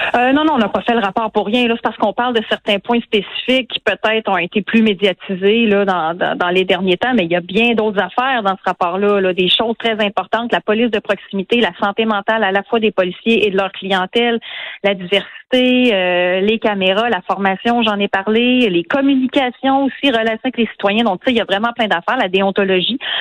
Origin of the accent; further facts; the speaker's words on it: Quebec City, Quebec, Canada; je viens de Québec. Je vous l'ai dit, j'ai grandi sur la rive sud et dans Louis Hébert, en banlieue ouest de Québec